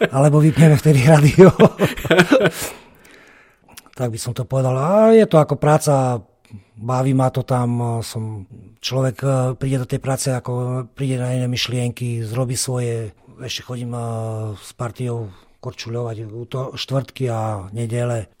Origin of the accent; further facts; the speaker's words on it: Prešov, Prešov Region, Slovakia; ja som rodený Prešovčan